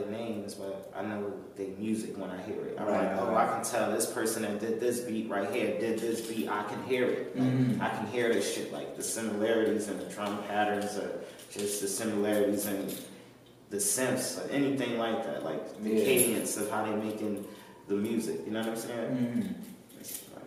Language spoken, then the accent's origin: English; Atlanta, Georgia, United States; I grew up in Atlanta